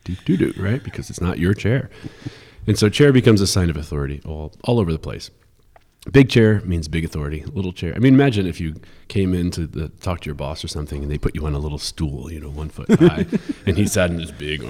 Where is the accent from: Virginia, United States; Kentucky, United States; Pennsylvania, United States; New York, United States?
New York, United States; I'm from New York